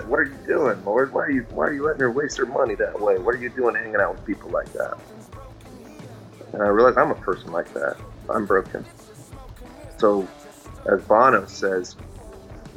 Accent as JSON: {"language": "English", "region": "Nebraska", "country": "United States", "tie": "born or raised there", "said": "I grew up in Nebraska."}